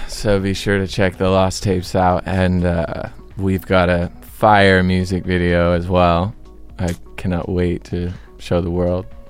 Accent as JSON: {"language": "English", "town": "Westlake Village", "region": "California", "country": "United States", "said": "we came from Westlake Village"}